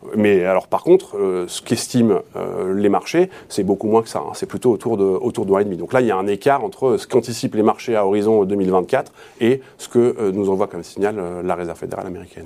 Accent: France; chez nous, en France

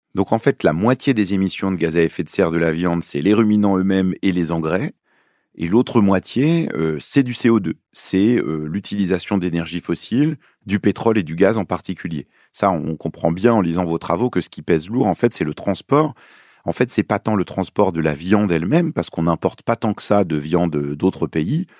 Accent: Lyon, Auvergne-Rhône-Alpes, France; also born or lived in Beirut, Lebanon; Je suis né à Beyrouth, au Liban, et j'ai grandi à Lyon, dans le Rhône

